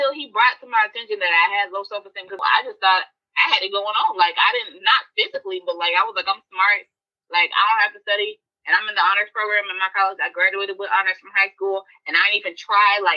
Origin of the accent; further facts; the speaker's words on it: the South, United States; And growing up in the South and having 85 percent of my friends were light skinned.